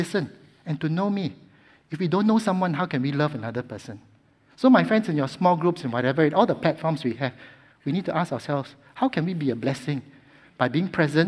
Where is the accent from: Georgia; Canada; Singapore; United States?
Singapore; as a Singaporean